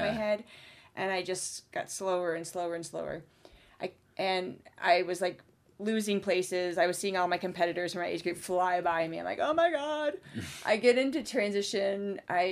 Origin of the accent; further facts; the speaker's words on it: Indiana, United States; moved away as an adult; also born or lived in Florida; now in Colorado, United States; I grew up in Indiana and went to college in Florida